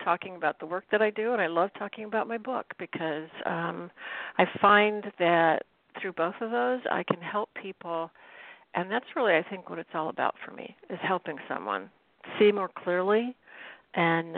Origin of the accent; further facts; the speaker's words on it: Cook, Illinois, United States; moved away as an adult; now in Boston area, United States; I'm from Cook, Illinois